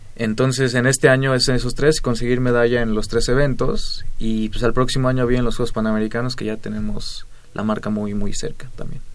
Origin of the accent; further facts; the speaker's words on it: Temixco, Morelos, Mexico; Del sur de la ciudad, un municipio que se llama Temisco.